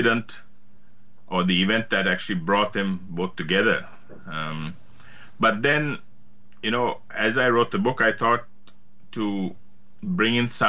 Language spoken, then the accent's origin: English; Sri Lanka; moved away as an adult; also born or lived in New York, United States; now in Australia; my parents were born in Sri Lanka, and I was born in Sri Lanka. So that's my background. I lived there for the first 21 years of my life